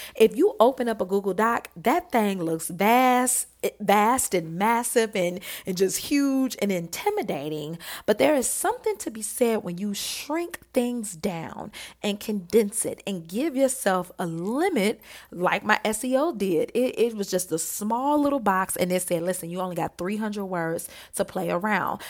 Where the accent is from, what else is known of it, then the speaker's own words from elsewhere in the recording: Detroit, Michigan, United States; I grew up in Detroit